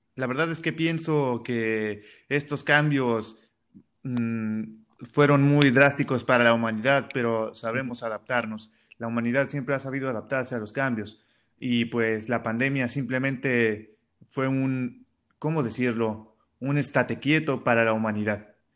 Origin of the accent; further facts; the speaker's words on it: Mexicali, Baja California, Mexico; soy de Mexicali